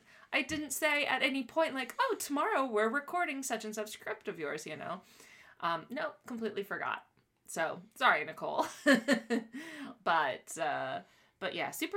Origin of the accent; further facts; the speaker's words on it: Miami, Florida, United States; Even though I was born in Miami.